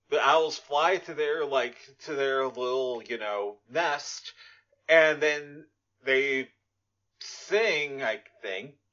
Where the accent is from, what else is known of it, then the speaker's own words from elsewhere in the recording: Sweden; English is a second language; I'm from Sweden.